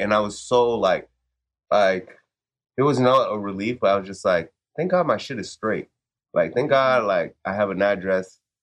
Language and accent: English; Florida, United States; I'm East Coast, so like Florida most of the time